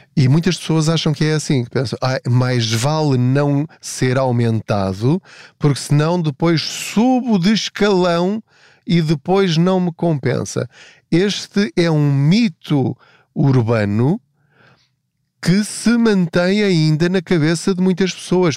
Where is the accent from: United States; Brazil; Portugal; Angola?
Portugal; eu sou português